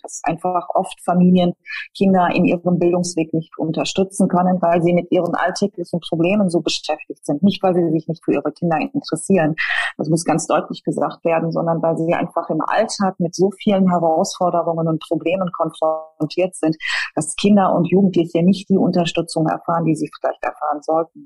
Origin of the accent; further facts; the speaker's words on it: Ruhr area, North Rhine-Westphalia, Germany; now in Cologne, Germany; Kölnerin, komme aber gebürtig aus dem Ruhrgebiet